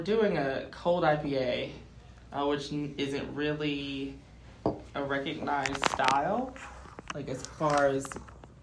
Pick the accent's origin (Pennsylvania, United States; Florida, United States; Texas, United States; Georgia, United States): Georgia, United States; Atlanta; moved away as an adult; now in Greenville, United States; I'm from Atlanta